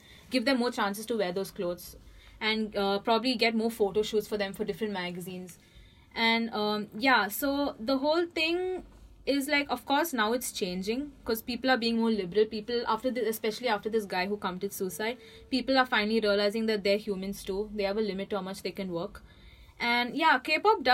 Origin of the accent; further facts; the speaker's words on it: the South, South India, India; I come from the South